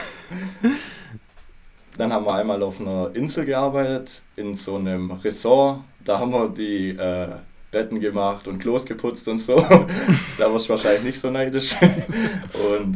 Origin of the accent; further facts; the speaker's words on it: Baden-Württemberg, Germany; accent: Baden-Württemberg accent; also born or lived in Australia; ich wohne in Baden-Württemberg, wie ihr wahrscheinlich an meinem Akzent schon hört